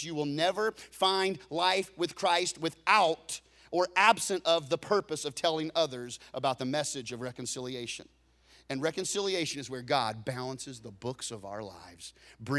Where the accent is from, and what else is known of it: Texas, United States